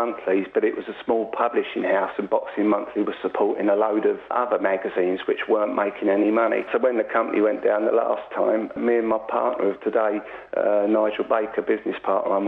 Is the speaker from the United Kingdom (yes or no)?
yes; London, United Kingdom; I was born and raised in Acton, West London